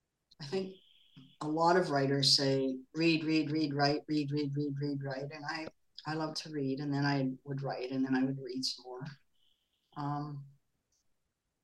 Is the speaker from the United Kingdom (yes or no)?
no; Vancouver, British Columbia, Canada; moved away as an adult; also born or lived in Los Angeles; now in Germany; I was from Vancouver, 1977